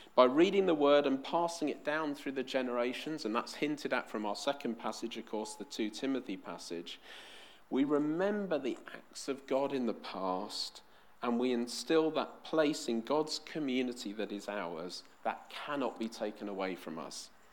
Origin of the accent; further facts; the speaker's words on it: London, United Kingdom; I was born in West London, so of course I support QPR